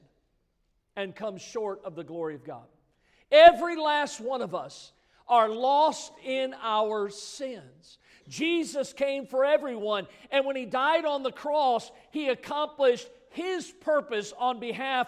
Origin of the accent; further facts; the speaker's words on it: Midwest, United States; now in South Florida, United States; I grew up in the Midwest